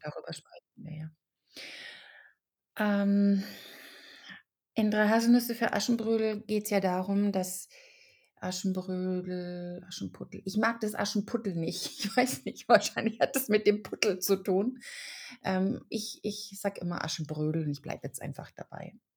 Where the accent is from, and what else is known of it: Germany; born or raised there; also born or lived in Czech Republic